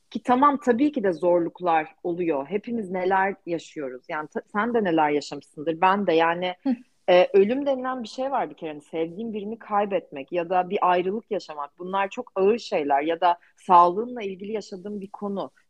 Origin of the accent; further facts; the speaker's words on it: Turkey; ben de Türk'üm ve ben çok mutluyum Türk olmaktan